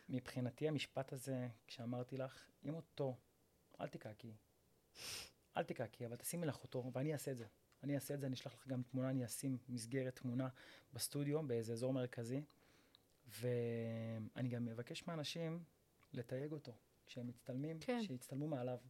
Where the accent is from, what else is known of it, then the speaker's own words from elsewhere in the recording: Rishon LeZion, Central District, Israel; אני מראשון לציון, ואני בן 34